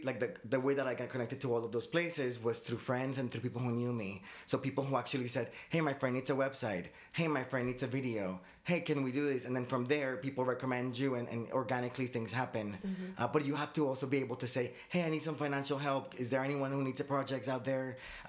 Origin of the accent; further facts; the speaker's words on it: Medellín, Antioquia, Colombia; also born or lived in Boston / Miami / Fort Lauderdale; now in United States; I'm Colombian. I mean, my parents are Colombian. I was born in Boston, but I grew up between Medellin and Miami.